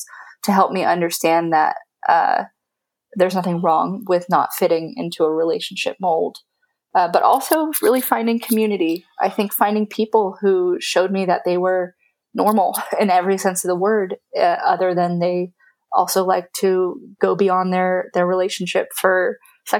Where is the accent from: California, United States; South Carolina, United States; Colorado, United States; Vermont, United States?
California, United States; from my background as a Californian, as an American